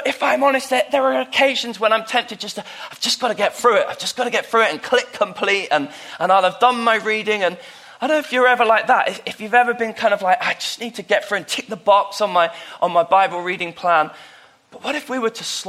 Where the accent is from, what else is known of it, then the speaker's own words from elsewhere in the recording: United Kingdom; moved away; my hometown down south